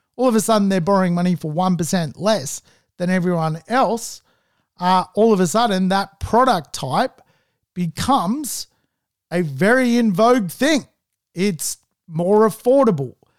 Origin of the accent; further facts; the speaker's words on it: Sydney, New South Wales, Australia; I'm from the Northern Beaches in Sydney.